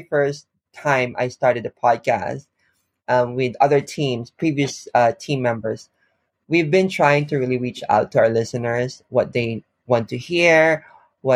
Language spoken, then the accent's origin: English; Philippines; now in Japan; I'm from the Philippines.